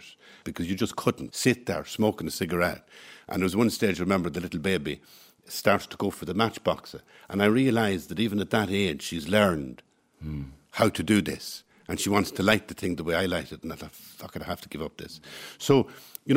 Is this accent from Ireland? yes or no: yes; Cavan, Ulster, Ireland; I was born in Farnham Road in Cavan